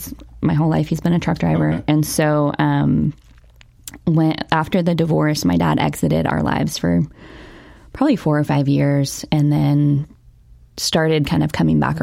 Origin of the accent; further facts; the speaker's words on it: Newark, Ohio, United States; So I was born in Newark, Ohio